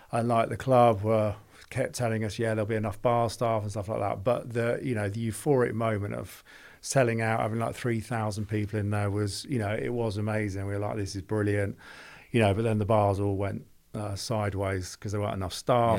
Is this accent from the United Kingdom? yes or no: yes; London, United Kingdom; moved away as an adult; also born or lived in Birmingham; I'm from London